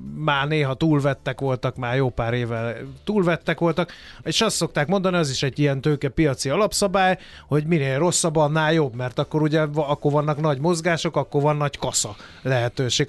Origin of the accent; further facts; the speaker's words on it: Hungary; magyarok vagyunk